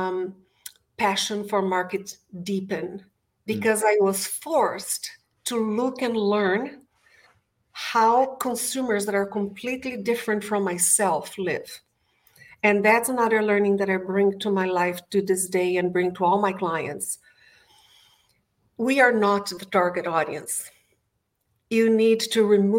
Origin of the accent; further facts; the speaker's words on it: Brazil; English is a second language; moved away; English is not my first language. I was born and bred in Brazil.